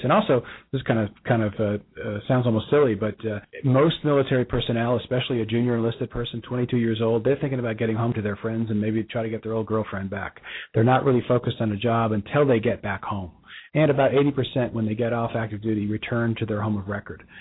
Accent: Bronxville, New York, United States; now in Dallas and Cincinnati, United States; Our, our, our hometown. We're both from the same hometown, just north of New York City

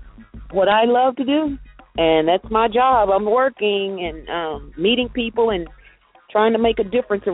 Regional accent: Dallas, Texas, United States; now in St. Louis, United States; I'm from Texas. I'm from Dallas.

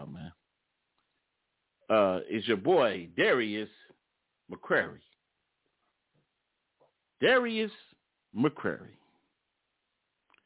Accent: Detroit, Michigan, United States

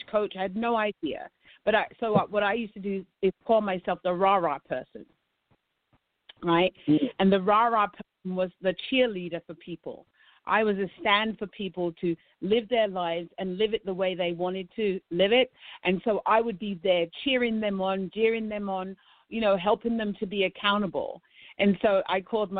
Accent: London, United Kingdom; moved away as an adult; now in United States; I'm a South London girl

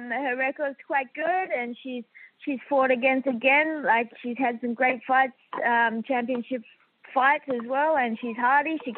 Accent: Australia; Australian. So I have the Filipino warrior blood and the I got the Aussie in me as well, so

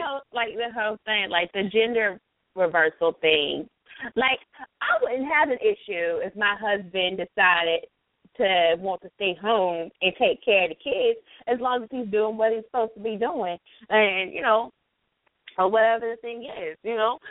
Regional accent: the South, United States; accent: southern; I'm southern and my accent is a lot stronger sometimes with certain words

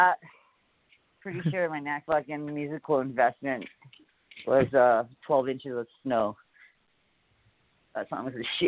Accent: Hawaii, United States; moved away; also born or lived in San Francisco, California; Where I grew up in Hawaii, like, we have all the seasons.

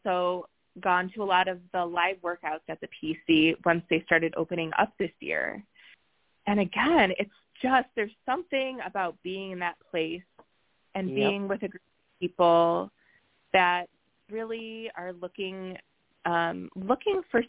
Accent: Chicago area, Illinois, United States; I hosted a big Chicago area meetup in my hometown

